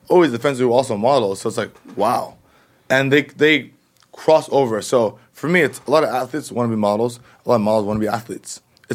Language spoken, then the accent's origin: English; United States; which eventually will come to America, because I'm American.